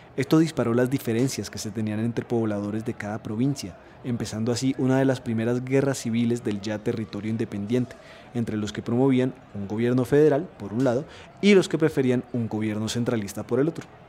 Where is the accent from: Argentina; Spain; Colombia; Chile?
Colombia; entendernos como colombianos